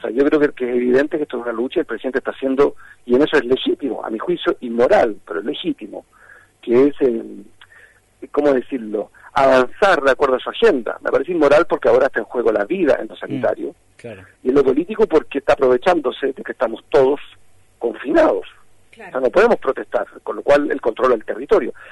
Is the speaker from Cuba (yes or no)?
no; Chile